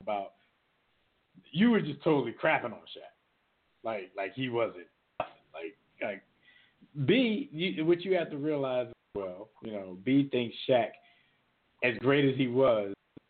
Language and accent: English; Philadelphia, Pennsylvania, United States; we're from Philly